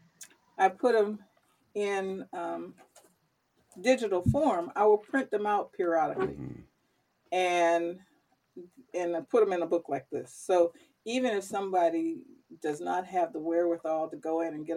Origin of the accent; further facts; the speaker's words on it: the South, United States; growing up in the South